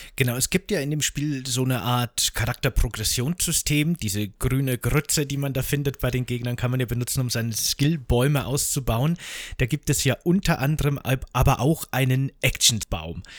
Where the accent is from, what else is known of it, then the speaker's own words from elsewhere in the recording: Bavaria, Germany; ich komme ja aus Bayern